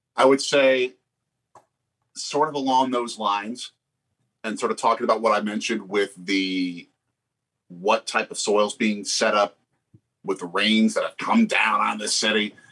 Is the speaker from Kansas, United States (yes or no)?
no; Milwaukee, Wisconsin, United States; now in Philadelphia, United States; my hometown, Milwaukee